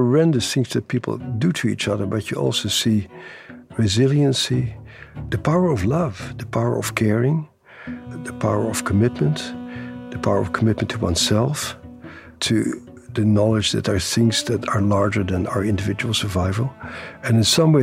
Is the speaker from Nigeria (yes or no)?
no; Netherlands; born or raised there; moved away